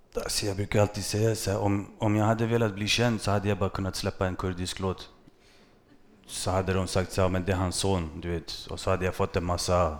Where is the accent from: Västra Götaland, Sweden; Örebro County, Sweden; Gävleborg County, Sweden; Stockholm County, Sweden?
Stockholm County, Sweden; Stockholm; also born or lived in Vårby gård; växte jag upp i Bredäng